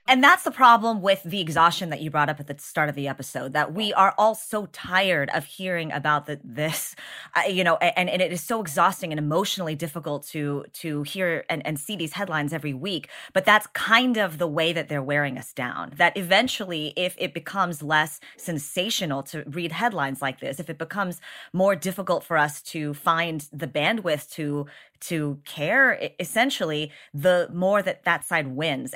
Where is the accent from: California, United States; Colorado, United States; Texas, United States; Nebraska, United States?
Texas, United States; As a Texan